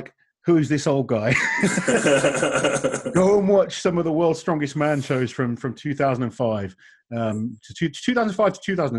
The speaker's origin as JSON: {"language": "English", "country": "United Kingdom", "said": "I'm obviously British"}